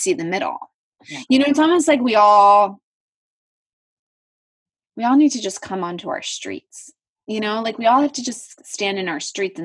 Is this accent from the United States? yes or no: yes; Philadelphia, Pennsylvania, United States; I grew up in Philadelphia and I'm an Eagles fan